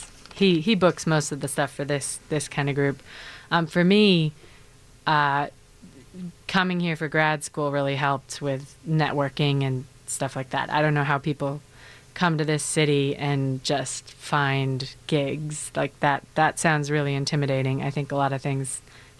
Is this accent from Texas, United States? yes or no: no; Elk Mound, Wisconsin, United States; moved away as an adult; now in Chicago, United States; I'm from a very small town called Elk Mound, 800 people or so.